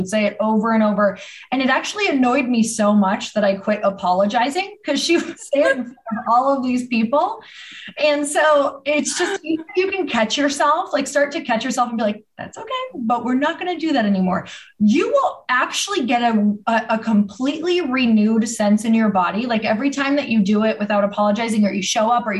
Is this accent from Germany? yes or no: no; Midwest, United States; I'm from the Midwest